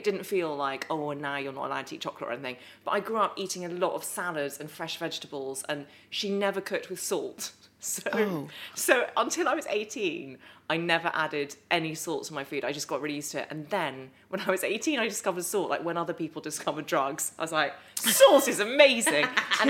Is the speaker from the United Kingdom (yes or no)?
yes; Epsom, South East England, United Kingdom; Grew up in Epsom, was born in Epsom, spent the first 4 years of my life there.